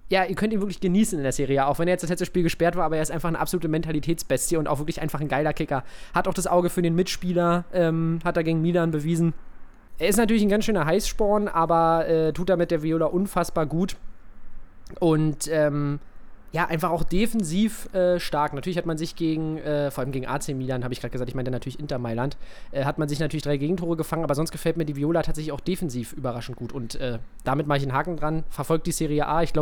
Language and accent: German; Oldenburg, Lower Saxony, Germany; born there; also äh, gar nicht, geboren in Oldenburg.